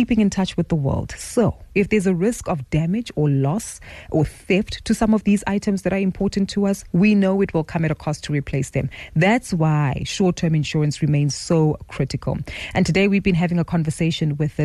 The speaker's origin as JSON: {"language": "English", "country": "South Africa", "said": "as South African citizens"}